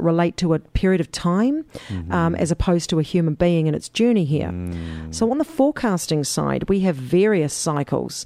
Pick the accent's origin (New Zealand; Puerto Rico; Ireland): New Zealand; We do the date round the other way in New Zealand